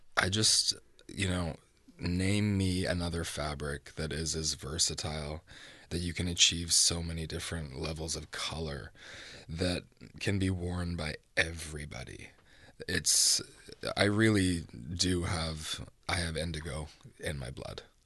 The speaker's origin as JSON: {"language": "English", "town": "Vancouver", "region": "British Columbia", "country": "Canada", "tie": "born or raised there", "also_born_or_lived": "Toronto", "said": "I was born in Toronto, but I grew up in Vancouver, so I do identify as a West Coaster"}